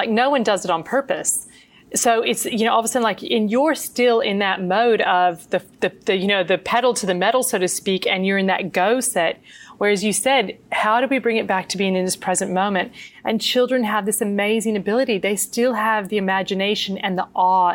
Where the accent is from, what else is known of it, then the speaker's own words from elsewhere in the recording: United States; as a child growing up in the States